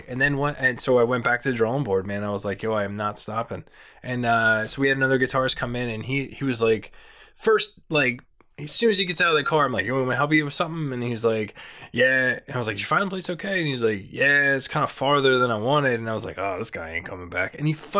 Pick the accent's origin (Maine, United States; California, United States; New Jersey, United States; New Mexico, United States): New Jersey, United States; Franklinville; Yeah. Well, actually not the Pine Barrens, a little, east of that, Franklinville, which is close